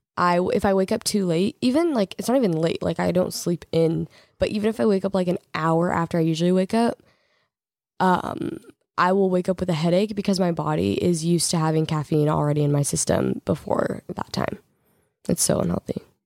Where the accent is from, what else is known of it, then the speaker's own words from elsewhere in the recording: Oregon, United States; we're from Oregon